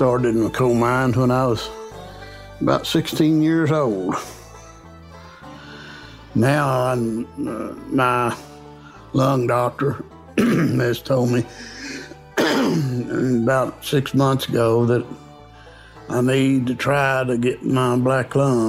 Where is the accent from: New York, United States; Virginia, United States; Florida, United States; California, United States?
Virginia, United States; Buchanan County; I grew up in Buchanan County. I spent the first, 30 year in Buchanan County.